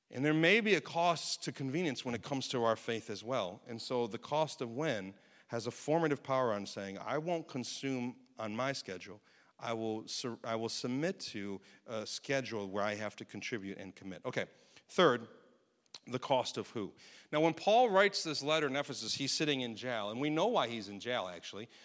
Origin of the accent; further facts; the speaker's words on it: United States; as American citizens